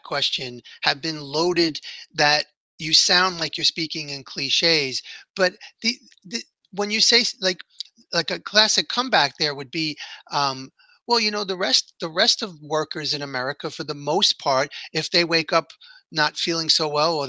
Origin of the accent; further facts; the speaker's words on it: New York City, New York, United States; I grew up in here in New York City